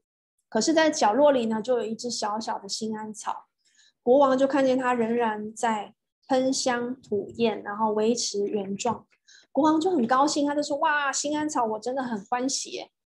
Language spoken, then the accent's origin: Chinese; Taiwan; now in Singapore; 很像我刚刚从台湾搬到新加坡的那头两年，也是差不多，也是经历过这些这些沮丧。